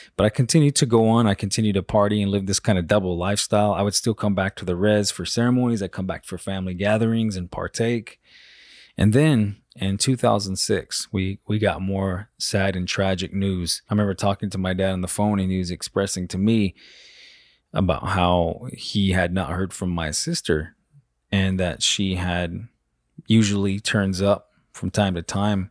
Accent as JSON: {"language": "English", "area": "Salt River community", "region": "Arizona", "country": "United States", "tie": "born or raised there", "said": "I was born and raised in the Salt River community, right outside of Phoenix in central Arizona."}